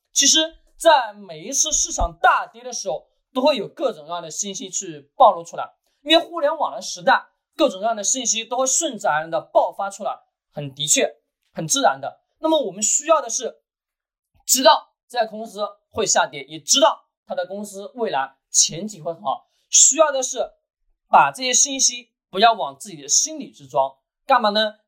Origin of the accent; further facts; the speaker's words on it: China; 我们中国人